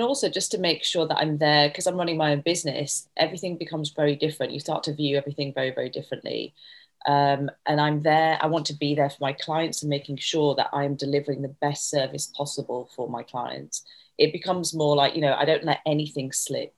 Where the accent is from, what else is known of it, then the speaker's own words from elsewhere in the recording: Leeds, Yorkshire and the Humber, United Kingdom; I was brought up in Leeds, in Yorkshire, to a family